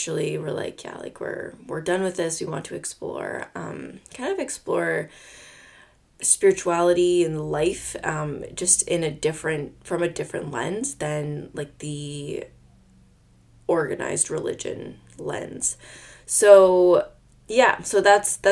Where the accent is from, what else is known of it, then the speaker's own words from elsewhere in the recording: Nova Scotia, Canada; also born or lived in Quebec; I was born and raised in Nova Scotia, Canada.